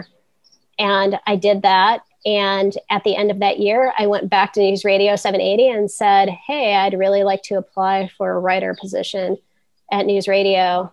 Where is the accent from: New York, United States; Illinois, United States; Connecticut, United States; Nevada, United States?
Illinois, United States; North Central; also born or lived in Lafayette; now in Chicago, United States; I grew up in North Central Illinois, and I went to college in the suburbs.